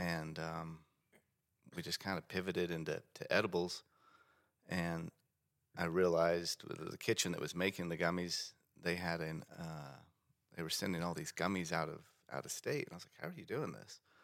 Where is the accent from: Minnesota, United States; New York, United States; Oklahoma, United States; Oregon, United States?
Oklahoma, United States; Bartlesville; my hometown in Bartlesville.